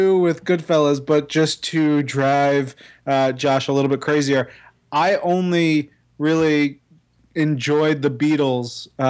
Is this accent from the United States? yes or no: yes; Elmont, New York, United States; we're a little harder edged over in Western Nassau